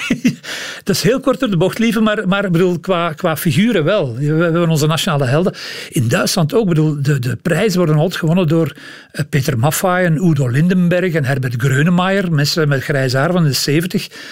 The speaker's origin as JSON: {"language": "Dutch", "town": "Leuven", "region": "Flanders", "country": "Belgium", "said": "Ik kom uit Leuven"}